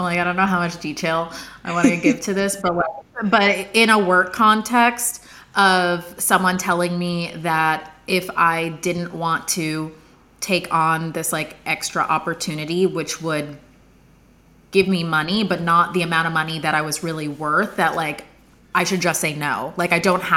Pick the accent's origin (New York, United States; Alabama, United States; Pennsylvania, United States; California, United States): New York, United States; Bedford; moved away as an adult; now in London, United Kingdom; I'm originally from Bedford, New York, which is in Westchester County